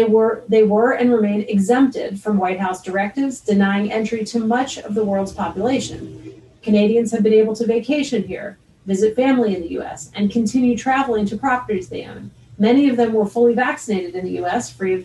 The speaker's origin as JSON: {"language": "English", "country": "United States", "said": "since I'm an American."}